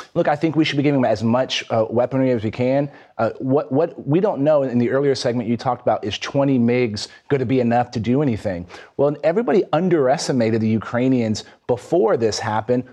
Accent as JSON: {"language": "English", "region": "Texas", "country": "United States", "tie": "born or raised there", "said": "my home state of Texas"}